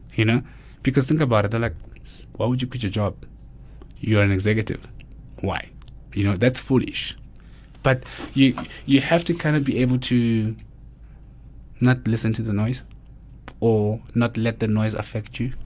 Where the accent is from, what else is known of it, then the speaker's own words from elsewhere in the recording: Mamelodi, Gauteng, South Africa; born and bred in Mamelodi